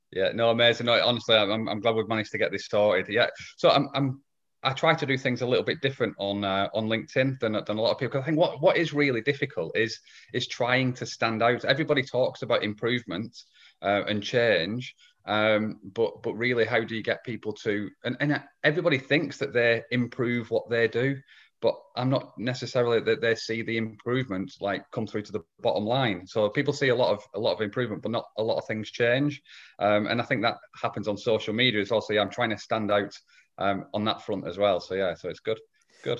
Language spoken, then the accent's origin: English; England, United Kingdom; I'm from Old England, um, as opposed to, as opposed to New England. So, yeah, I live in, live in England.